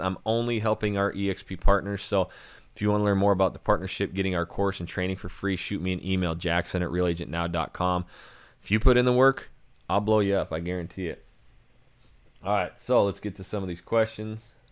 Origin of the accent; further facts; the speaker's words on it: North Idaho, United States; moved away; I'm not even from Nashville. I'm from North Idaho.